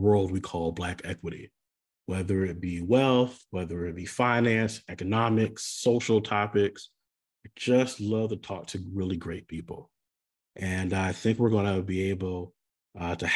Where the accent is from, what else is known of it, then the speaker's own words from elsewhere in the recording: Hawaii, United States; now in Texas, United States; I grew up in Hawaii. I moved to Texas.